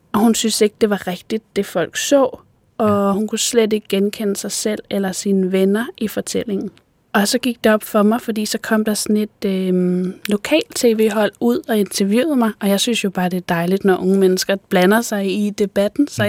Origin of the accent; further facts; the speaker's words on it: Odsherred, northwestern Zealand, Denmark; Jeg voksede op i Odsad, som er et område i det nordvestlige Sjælland.